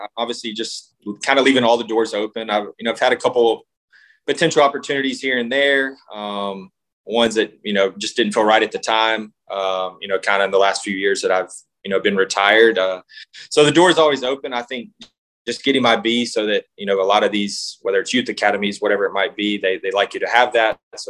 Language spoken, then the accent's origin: English; Mississippi, United States; Well, no, I was just from Mississippi. We had to go to Kansas City three different times.